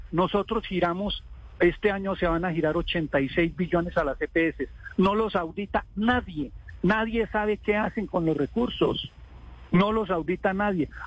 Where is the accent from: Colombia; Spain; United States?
Colombia; que somos todos los colombianos que ganamos impuesto